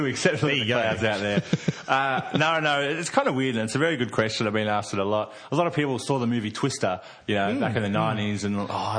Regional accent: Victoria, Australia; I grew up in Victoria.

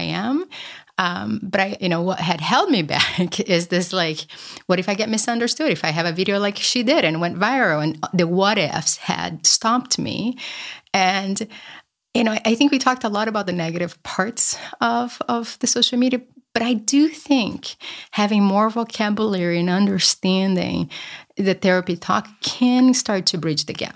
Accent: Brazil; moved away; I grew up poor in Brazil

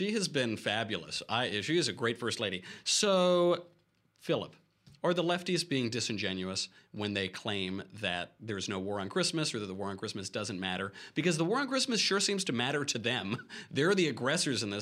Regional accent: Westchester, New York, United States; I'm from Westchester

